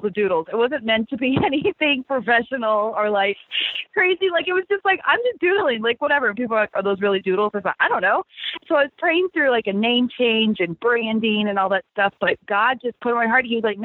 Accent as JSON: {"language": "English", "region": "Texas", "country": "United States", "tie": "born or raised there", "also_born_or_lived": "California", "said": "I was born in California, but grew up in Texas"}